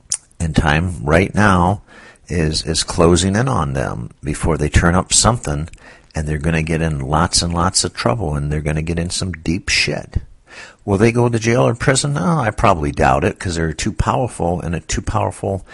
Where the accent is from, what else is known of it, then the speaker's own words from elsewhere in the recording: Michigan, United States; moved away; I was born in Michigan when the time, I'm over 50 years old now, and the time I was growing up in Michigan